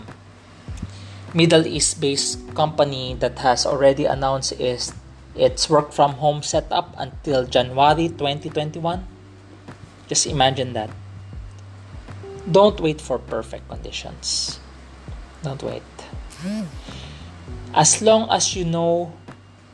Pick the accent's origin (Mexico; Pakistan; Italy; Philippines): Philippines; there is also such a thing as a Filipino English. We have a way of different way of understanding it also.